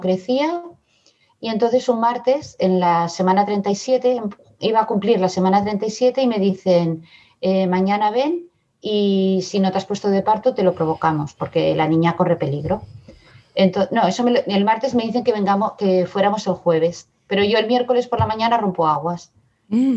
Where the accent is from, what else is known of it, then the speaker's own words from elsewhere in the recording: Barcelona, Catalonia, Spain; also born or lived in Madrid; now in Badalona, Spain; Yo soy de Madrid, pero vine a Barcelona muy pequeña, ahora vivo en Badalona